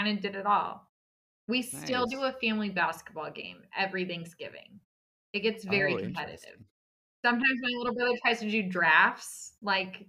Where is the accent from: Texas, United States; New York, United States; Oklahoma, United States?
Texas, United States; San Antonio; also born or lived in Dallas; I grew up in San Antonio, so I'm actually back home currently